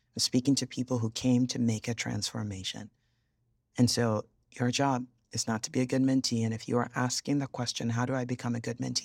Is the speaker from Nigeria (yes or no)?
yes; Yorubaland, Nigeria; I'm Nigerian, but I'm originally Yoruba